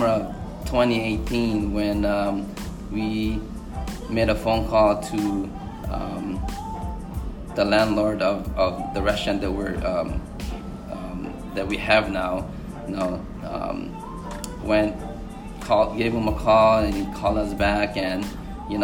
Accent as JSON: {"language": "English", "region": "Hawaii", "country": "United States", "tie": "born or raised there", "said": "growing up in Hawaii, me and my wife, as little kids"}